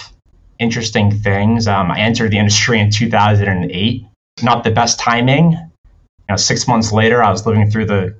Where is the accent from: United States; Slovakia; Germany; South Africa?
United States; Boston, Massachusetts; born and raised in Boston, Mass.